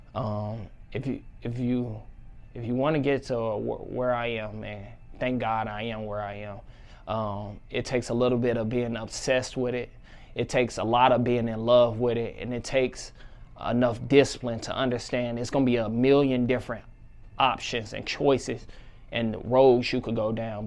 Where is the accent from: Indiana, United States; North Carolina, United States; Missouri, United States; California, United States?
Missouri, United States; St. Louis; my hometown, represent Saint Louis, Missouri